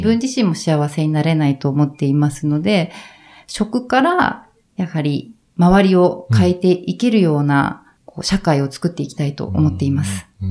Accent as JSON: {"language": "Japanese", "town": "Sapporo", "region": "Hokkaido", "country": "Japan", "tie": "born or raised there", "also_born_or_lived": "Tokyo", "moved": "as an adult", "said": "もともと私実家が札幌で"}